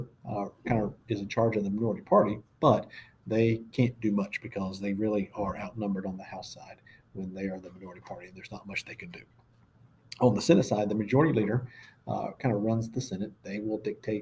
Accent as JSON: {"language": "English", "region": "Florida", "country": "United States", "moved": "yes", "lives_now": "Georgia, United States", "said": "I'm from Florida"}